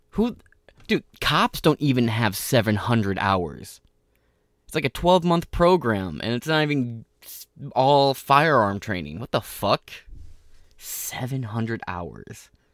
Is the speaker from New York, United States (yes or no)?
no; Michigan, United States; Michigan, right, my home state